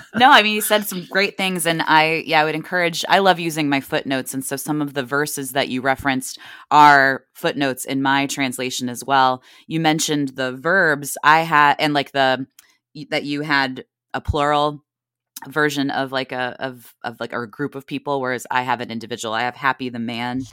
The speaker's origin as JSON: {"language": "English", "region": "Northeast Ohio", "country": "United States", "tie": "born or raised there", "also_born_or_lived": "Washington, D.C.", "moved": "as an adult", "lives_now": "Virginia, United States", "said": "I grew up in Ohio and then went to, uh, undergrad at Catholic University in Washington, D C"}